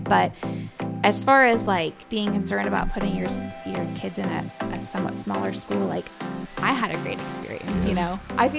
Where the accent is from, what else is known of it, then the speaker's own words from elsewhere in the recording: Iowa, United States; So I don't know exactly how much you want to know, but I grew up in Iowa.